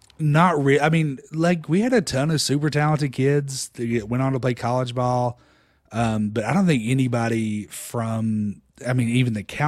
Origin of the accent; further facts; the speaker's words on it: Harriman, Tennessee, United States; moved away; also born or lived in Knoxville, Tennessee / Austin; I grew up in Harriman, Tennessee, about 45 minutes outside of Knoxville.